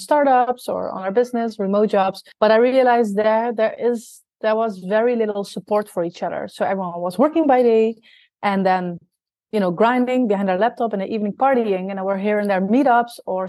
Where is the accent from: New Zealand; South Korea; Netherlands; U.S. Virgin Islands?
Netherlands; moved away as an adult; also born or lived in South America / Australia; I'm originally from the Netherlands. And when I was 23 years old, I moved to South America to basically live abroad.